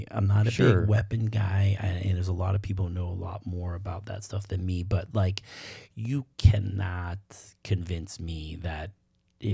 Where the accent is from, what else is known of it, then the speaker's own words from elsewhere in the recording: Boston, Massachusetts, United States; I'm from Boston. Right. You know, I'm not a cowboy.